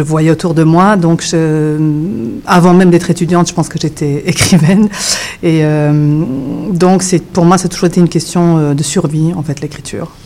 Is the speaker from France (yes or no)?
no; Switzerland; accent: European French; French is a second language; moved away; also born or lived in Yugoslavia; j'ai grandi en Suisse